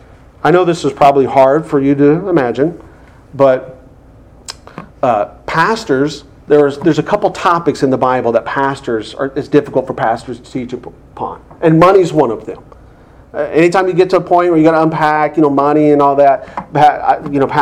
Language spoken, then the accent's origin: English; United States; us as American Christians